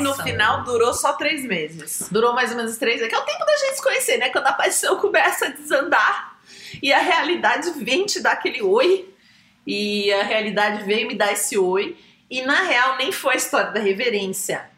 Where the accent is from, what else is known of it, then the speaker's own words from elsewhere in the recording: Brazil; a gente é brasileiro